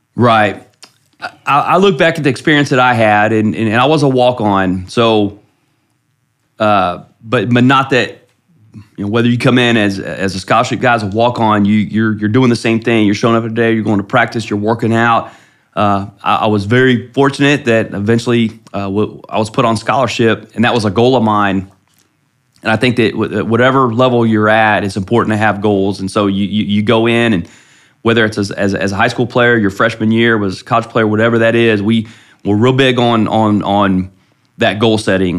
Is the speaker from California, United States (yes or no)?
no; Ohio, United States; moved away as an adult; now in Flower Mound, United States; I grew up in Ohio